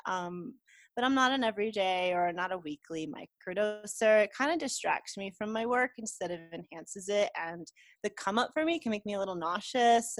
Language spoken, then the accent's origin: English; United States; now in Mexico; I'm an American, but I live in Mexico